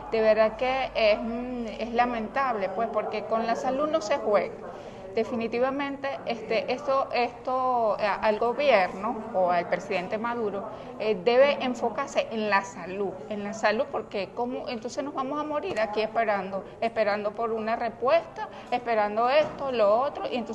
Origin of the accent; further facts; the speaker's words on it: Clarines, Anzoátegui, Venezuela; Yo vengo de Clarines, municipio Brusual del estado Anzuate.